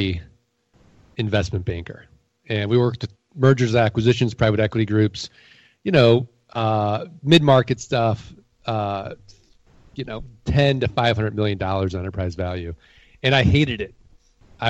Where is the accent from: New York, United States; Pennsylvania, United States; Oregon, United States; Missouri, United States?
Missouri, United States; St. Louis; I'm from St. Louis, Missouri. I'm the show me state